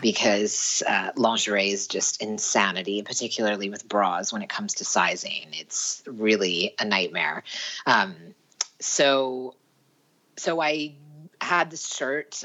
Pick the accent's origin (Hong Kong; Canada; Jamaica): Canada; Vancouver, British Columbia; moved away as an adult; also born or lived in Paris / London / Toronto; now in Sweden; I was from Vancouver, BC, Canada.